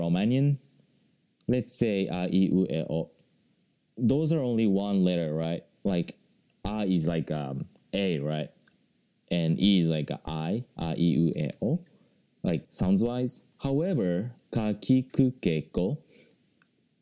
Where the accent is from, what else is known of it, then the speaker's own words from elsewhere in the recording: Japan; first language Japanese; English is a second language; I haven't studied Japanese like very seriously, right? Because that's my mother language